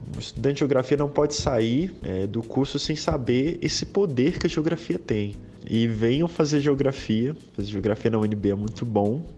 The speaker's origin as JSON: {"language": "Portuguese", "country": "Brazil", "said": "enquanto brasileiro"}